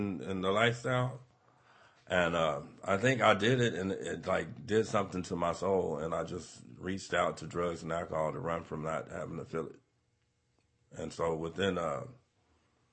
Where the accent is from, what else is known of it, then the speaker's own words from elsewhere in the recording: Las Vegas, Nevada, United States; moved away as an adult; now in Modesto, United States; I had a great family growing up in Vegas